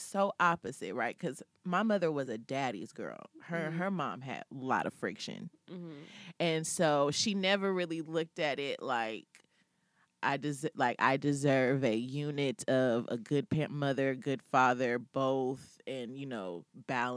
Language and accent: English; California, United States; I grew up in California because she had moved to California in the early 80s